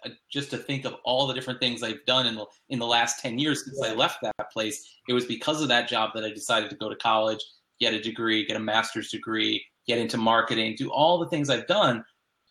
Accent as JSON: {"language": "English", "town": "Boca Raton", "region": "Florida", "country": "United States", "tie": "born or raised there", "said": "I've always lived right here in Boca Raton, this is where I grew up in South Florida"}